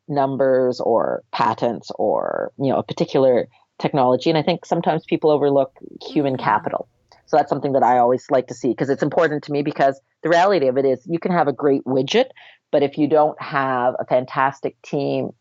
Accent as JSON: {"language": "English", "country": "Canada", "said": "we're Canadian"}